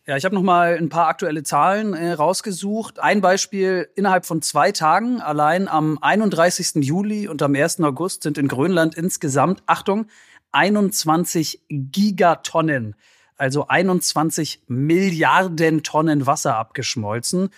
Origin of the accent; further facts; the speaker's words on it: Northern Germany, Germany; als Norddeutscher